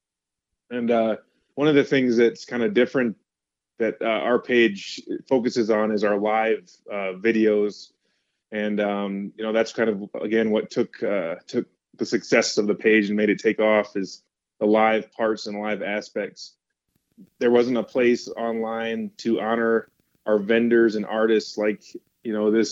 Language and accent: English; Mashantucket Pequot tribe, Connecticut, United States; I'm from the Mashantucket Pequot tribe in Connecticut. Was born there